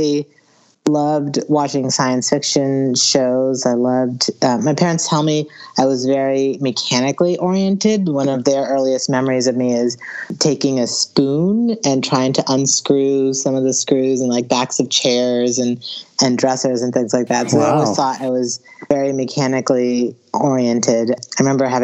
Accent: Alexandria, Virginia, United States; I grew up in Northern Virginia, in Alexandria, Virginia, right outside D.C.

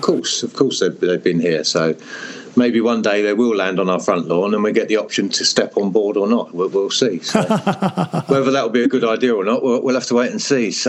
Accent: Hertfordshire, East of England, United Kingdom; moved away; also born or lived in Europe; I'm from England in Hertfordshire, uh, which is very green and rural

